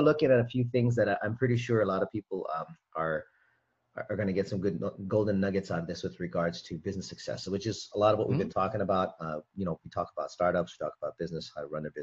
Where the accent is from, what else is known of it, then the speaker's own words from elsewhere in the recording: Hawaii, United States; I'm from Hawaii